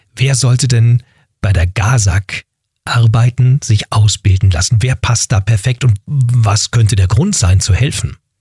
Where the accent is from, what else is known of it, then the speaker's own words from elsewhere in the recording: Berlin, Germany; ich bin in Berlin-Wedding im Westen groß geworden